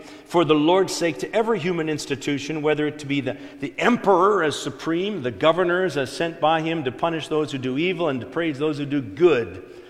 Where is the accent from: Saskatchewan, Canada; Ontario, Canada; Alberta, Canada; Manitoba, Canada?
Ontario, Canada; I was explaining to her how I was from Ontario. I was born there.